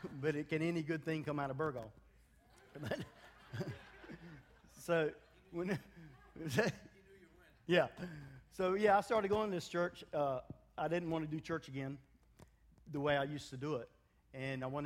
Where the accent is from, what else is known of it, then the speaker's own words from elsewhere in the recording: United States; moved away; also born or lived in Africa; I am African American